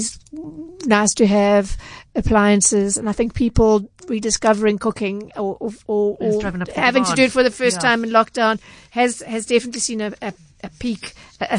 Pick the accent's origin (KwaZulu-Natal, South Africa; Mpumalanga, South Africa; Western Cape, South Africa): KwaZulu-Natal, South Africa; Durban; I'm from Durban, so I know the centre well